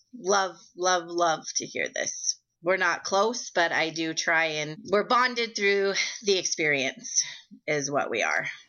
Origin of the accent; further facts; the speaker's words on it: Billings, Montana, United States; I am from Billings, Montana